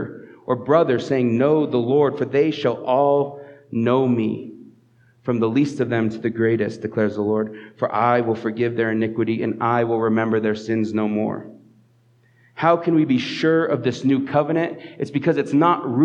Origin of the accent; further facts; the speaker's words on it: Southeast Colorado, United States; now in Fort Collins, United States; I grew up in Southeast Colorado